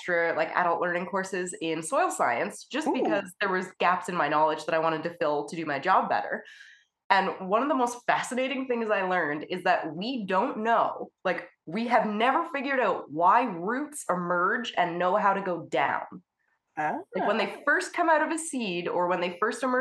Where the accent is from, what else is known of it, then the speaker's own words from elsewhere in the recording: Canada; I'm a Canadian abstract artist